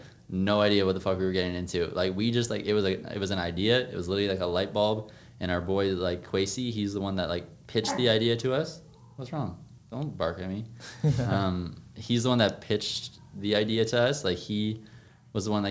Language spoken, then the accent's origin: English; Toronto, Ontario, Canada; Born and raised in Scarborough